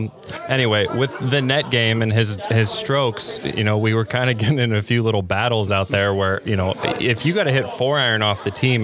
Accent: Boardman, Ohio, United States; we grew up in Youngstown, Ohio, Boardman, Ohio specifically

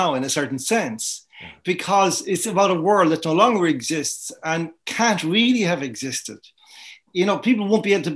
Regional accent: Ireland; I'm Irish and I live in Ireland, live in Ireland all my life

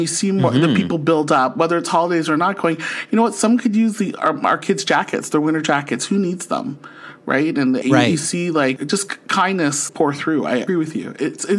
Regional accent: Philippines; It's because we're Filipino. I know what our culture goes through

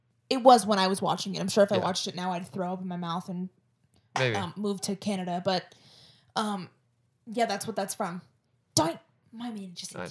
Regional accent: Florida, United States; accent: Florida; I guess I do have a Florida accent.

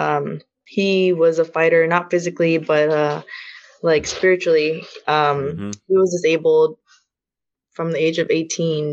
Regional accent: Fremont, California, United States; also born or lived in Alameda / Union City / San Leandro; I was born in Alameda and grew up in Fremont

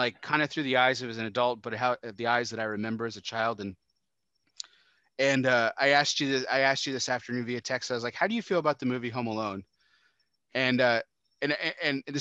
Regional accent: Texas, United States; I'm from Texas.

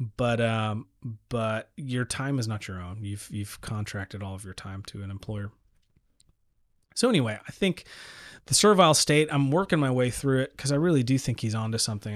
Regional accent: El Paso, Texas, United States; I grew up in El Paso, Texas

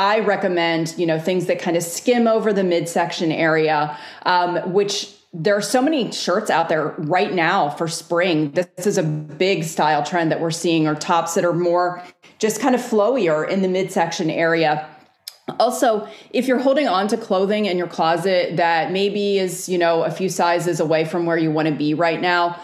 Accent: Northeast, United States; now in the South, United States; I live in the South now. I grew up in the Northeast.

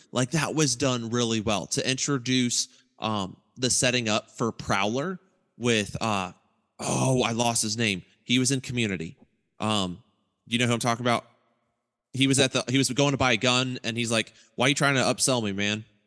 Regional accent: Eaton, Ohio, United States; my hometown was Eaton, Ohio

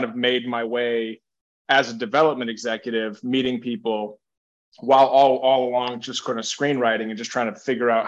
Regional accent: Ipswich, Massachusetts, United States; moved away as an adult; also born or lived in Salem, Massachusetts; now in Los Angeles, United States; a kid I grew up with named Aaron Woodworth, who is a cop in my hometown of Ipswich

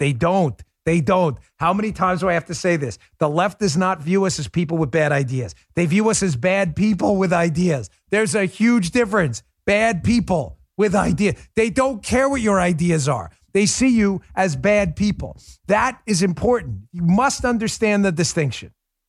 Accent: New York City, New York, United States; I'm a New Yorker. I know how New Yorkers are.

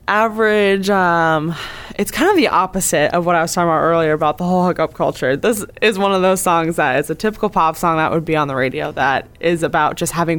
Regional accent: Cape Cod, Massachusetts, United States; I am 24 years old. I'm from Cape Cod, Massachusetts, born and raised.

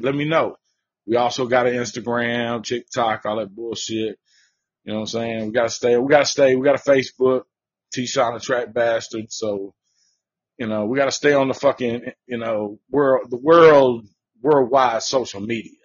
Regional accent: the South, United States; I'm from the South

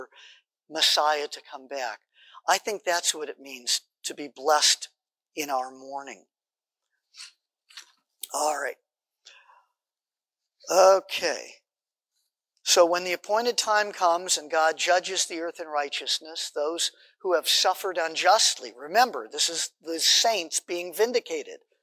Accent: Los Angeles, California, United States; the synagogue where I grew up in Los Angeles

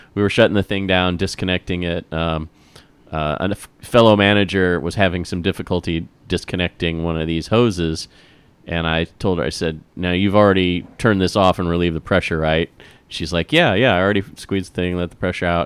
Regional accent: Midwest, United States; growing up in the Midwest

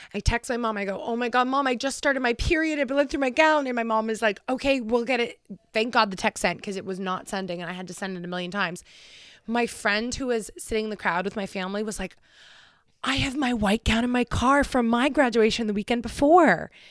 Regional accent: Concord, New Hampshire, United States; I'm graduating from Concord High, also known as the Crimson Tide

